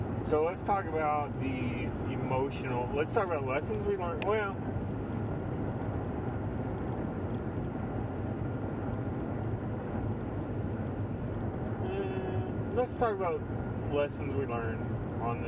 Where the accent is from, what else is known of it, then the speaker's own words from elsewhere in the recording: Texas, United States; We're from Texas